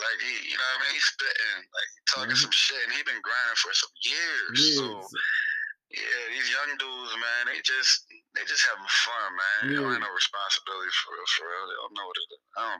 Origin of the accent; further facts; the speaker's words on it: the South, United States; I grew up in the South, maybe I was talking like that, but I met some niggas that's from the South that talk just like us.